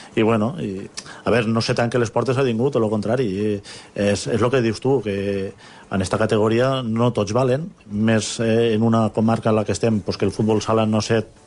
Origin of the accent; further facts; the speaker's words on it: Fabara, Spain; al meu poble de Favara